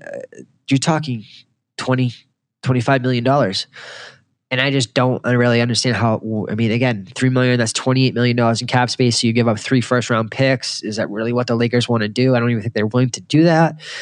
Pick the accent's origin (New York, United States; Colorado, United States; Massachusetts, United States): Massachusetts, United States; Boston; I grew up in Boston.